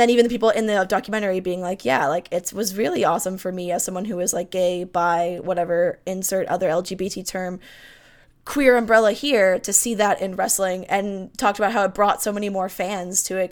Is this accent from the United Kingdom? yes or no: no; Canada; I'm Canadian